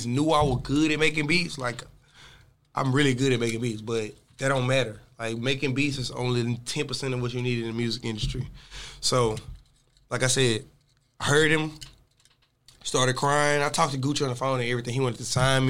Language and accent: English; DeSoto, Texas, United States; also born or lived in Houston, Texas; I'm from DeSoto, Texas. Graduated from DeSoto in 2010. Moved to Houston in 2010 to go to U of H